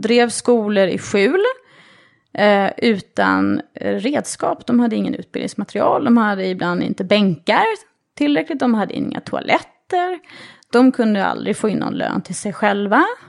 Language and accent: Swedish; Sweden; moved away as an adult; also born or lived in New York; som svensk